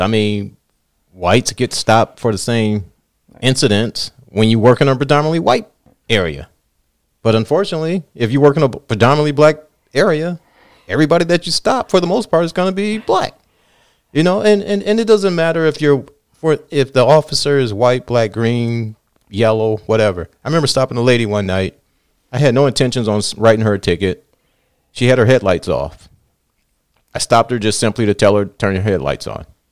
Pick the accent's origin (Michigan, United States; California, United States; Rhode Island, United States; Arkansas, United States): Michigan, United States; Southfield; I grew up in Southfield